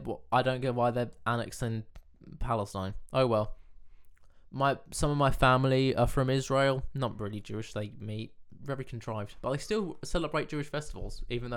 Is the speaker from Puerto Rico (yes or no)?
no; England, United Kingdom; I was born in England